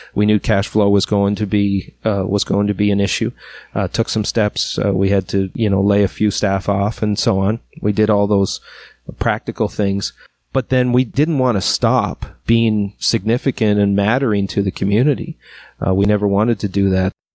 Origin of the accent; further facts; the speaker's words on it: Miramichi, New Brunswick, Canada; I'm from Miramichi, but I'm not from Chatham.